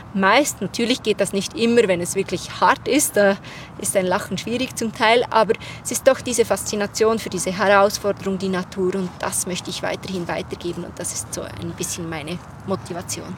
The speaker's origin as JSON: {"language": "German", "country": "Switzerland", "said": "ich bin aus der Schweiz"}